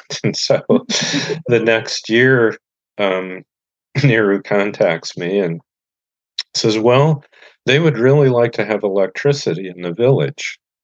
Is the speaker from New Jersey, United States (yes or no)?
no; Goshen, Indiana, United States; born or raised there